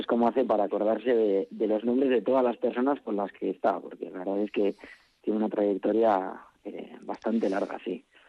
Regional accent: Salduondo, Basque Country, Spain; soy de Salduondo, no, no es consejo, es ayuntamiento propio

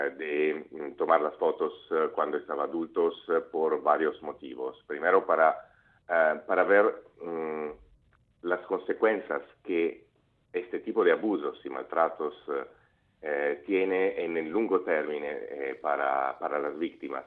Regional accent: Venice, Veneto, Italy; Spanish is a second language; mi español, no es perfecto porque soy de Venecia, en Italia

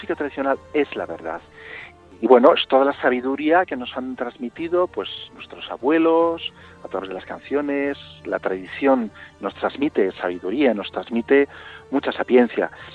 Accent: Vigo, Galicia, Spain; Yo nací en Vigo, eh, aunque mi mamá es de Madrid

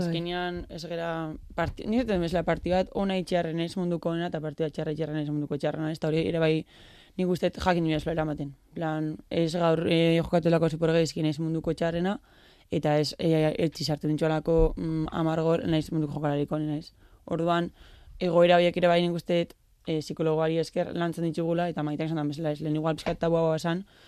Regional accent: Elgoibar, Basque Country, Spain; moved away as an adult; also born or lived in Barakaldo; now in San Sebastián, Spain; elgoberren, elgoberren hasi nintzen txikitan

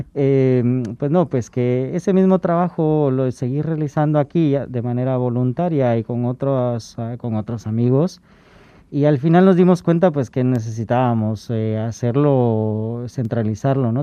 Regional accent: Guatemala; moved away as an adult; now in Spain; De donde soy originario

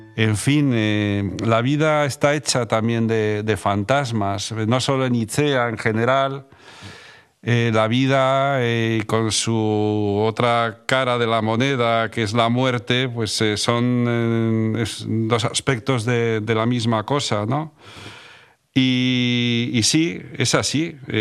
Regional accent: Madrid, Community of Madrid, Spain; moved away as an adult; also born or lived in San Sebastián; now in Bera, Spain; volví a Madrid a seguir con los estudios

